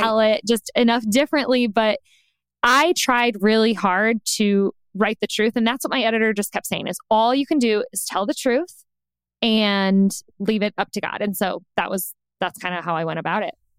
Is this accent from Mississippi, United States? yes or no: no; Indiana, United States; moved away as an adult; also born or lived in Chicago, Illinois; now in Los Angeles, United States; We're from the Midwest, specifically Indiana